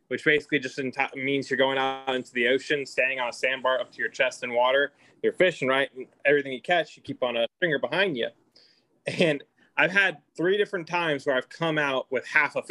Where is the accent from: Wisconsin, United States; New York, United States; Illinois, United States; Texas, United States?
Texas, United States; Houston; now in Austin, United States; I grew up in Houston